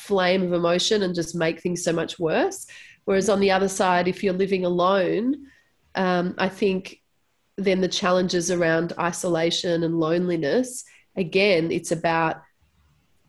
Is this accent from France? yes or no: no; Melbourne, Victoria, Australia; I was born in Melbourne and born and raised in Melbourne